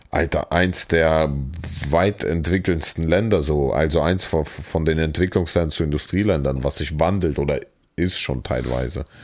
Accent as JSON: {"language": "German", "region": "Saarland", "country": "Germany", "accent": "Saarland", "said": "die Leute meinen, ich habe so einen krassen Akzent und ich konnte nicht, weil im Saarland ist so krass, ne?"}